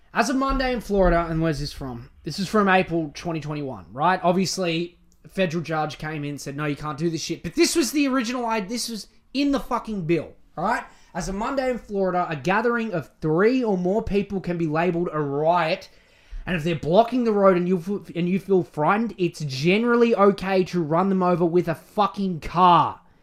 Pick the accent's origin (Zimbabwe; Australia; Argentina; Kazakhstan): Australia; I'm Australian